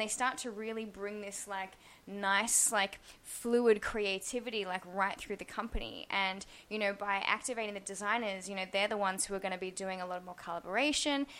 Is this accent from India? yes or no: no; Australia; moved away as an adult; also born or lived in Singapore / Poland / London; now in Berlin, Germany; I am from Australia